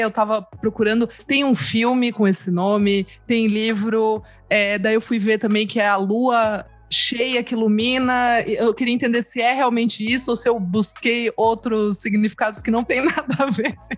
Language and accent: Portuguese; São Paulo, Brazil; Eu que sou, né, aqui de São Paulo, moro aqui